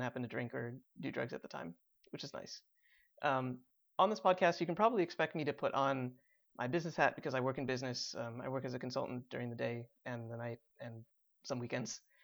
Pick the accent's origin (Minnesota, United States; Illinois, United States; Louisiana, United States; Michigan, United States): Illinois, United States; Chicago suburbs; I was also bo-, born and raised in the Chicago suburbs.